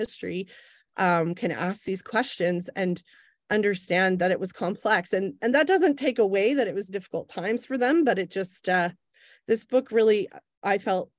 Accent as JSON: {"language": "English", "region": "Oklahoma", "country": "United States", "tie": "born or raised there", "moved": "yes", "said": "I was growing up in Oklahoma"}